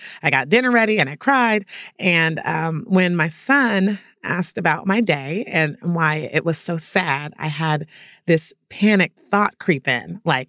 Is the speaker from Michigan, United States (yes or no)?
no; San Francisco Bay Area, California, United States; the coach of my hometown Golden State Warriors